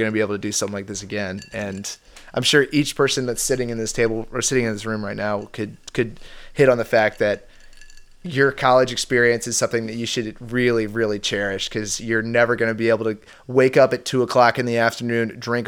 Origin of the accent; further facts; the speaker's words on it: Richmond, Virginia, United States; also born or lived in Norfolk, Virginia; I was born and raised in Richmond